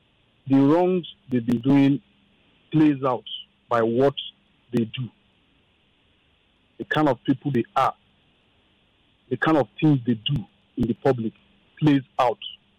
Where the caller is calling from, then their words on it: Ikeja, Lagos, Nigeria; I'm calling from Ikeja.